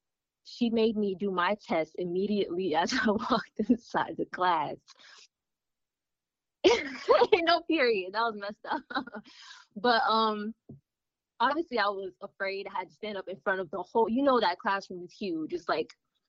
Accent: United States; full American

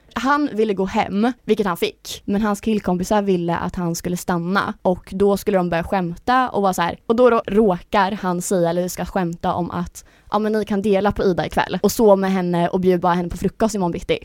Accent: Linköping, Östergötland, Sweden; moved away as an adult; now in Stockholm, Sweden; jag är ju från Linköping egentligen yeah. så jag har ju alltså, min familj där nere

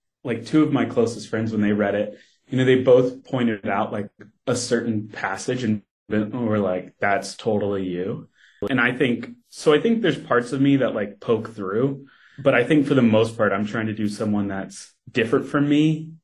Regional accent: Kentucky, United States; moved away; I grew up in Kentucky.

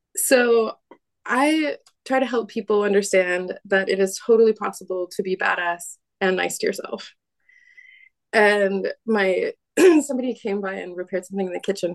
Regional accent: United States; now in Paris, France; I am American

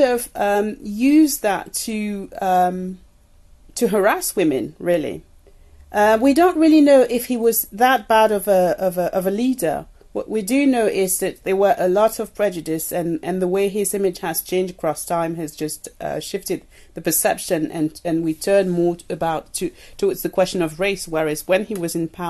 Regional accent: Paris, Île-de-France, France; born or raised there; moved away; also born or lived in Cameroon

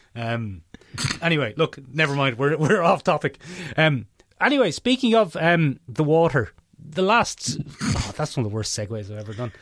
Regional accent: Ireland

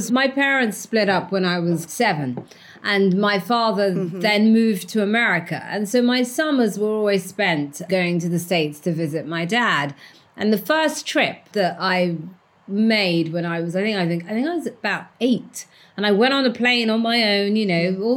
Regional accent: London, United Kingdom; I was the girl from Walthamstow with the blue Air Jordans

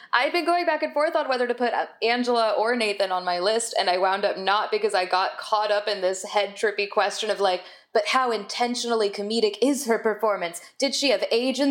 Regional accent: the South, United States; I'm from the South and know a lot of like church people

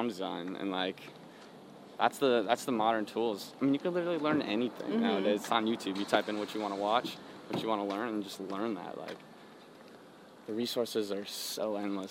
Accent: Chicago, Illinois, United States; I'm from Illinois, like, we're from both from, like, similar areas in parts of Chicago

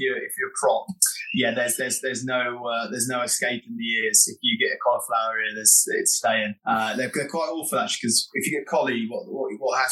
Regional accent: North Norfolk, East of England, United Kingdom; where I grew up in North Norfolk

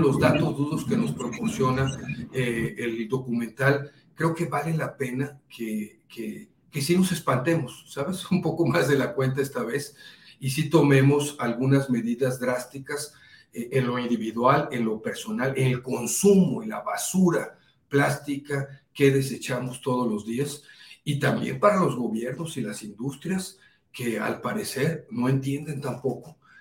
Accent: Poza Rica, Veracruz, Mexico; moved away; soy de Poza Rica, Veracruz

